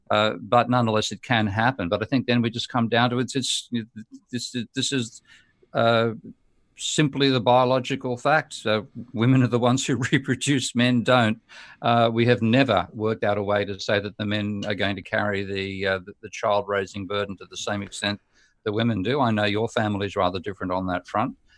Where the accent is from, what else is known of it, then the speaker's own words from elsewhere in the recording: Australia; Australia being my home country